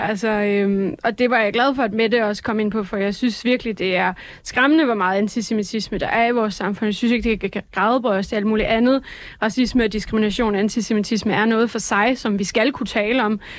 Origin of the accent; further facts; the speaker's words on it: Jutland, Denmark; jeg er jo jyde